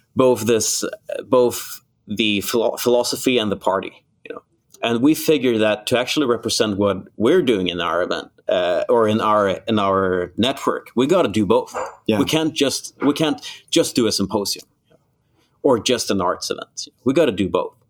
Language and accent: English; Malmö, Skåne, Sweden; now in Gothenburg, Sweden; my hometown, Malmo